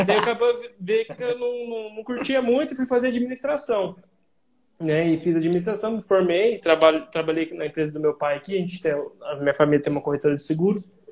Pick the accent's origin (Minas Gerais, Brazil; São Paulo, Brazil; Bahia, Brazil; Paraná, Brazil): Paraná, Brazil; Pérola; also born or lived in Umuarama; sou da cidade de Pérola, aqui no Paraná